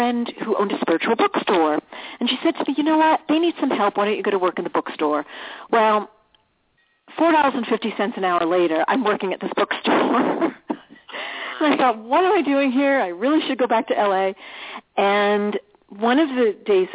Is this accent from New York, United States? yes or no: yes; New York, United States; also born or lived in Los Angeles / Scottsdale, Arizona; now in Arizona, United States; We're originally from New York